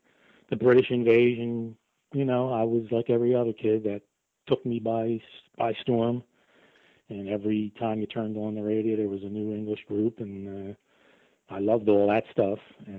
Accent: Philadelphia, Pennsylvania, United States; Well, I grew up in Philadelphia with four sisters who love music and are all older than me.

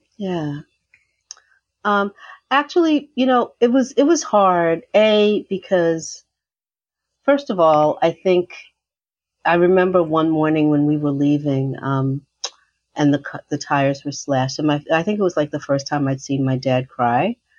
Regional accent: New York City, New York, United States; I was born in Harlem, New York, um, and I lived in Harlem right near City College uh, until I was eight, and then my parents moved to an area of New York called Riverdale

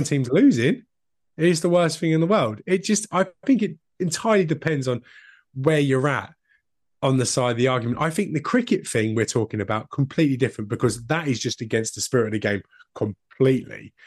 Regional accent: United Kingdom

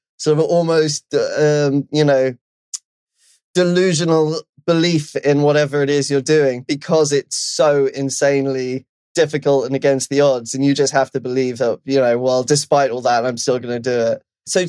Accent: London, United Kingdom; now in Los Angeles, United States; I'm from London, obviously, but I live

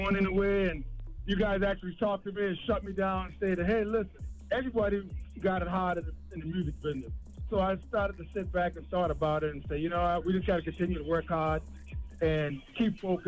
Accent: Ravenel, South Carolina, United States; also born or lived in Illinois; now in North Carolina, United States; Actually, I'm from South Carolina, Ravenel. I moved to Illinois, and I lived there for 32 years, and now I moved to North Carolina.

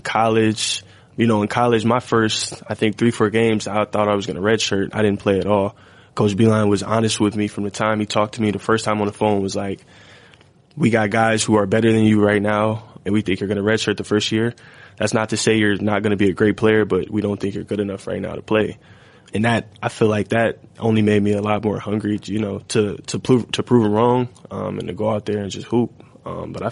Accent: Columbus, Ohio, United States; we're both from Columbus

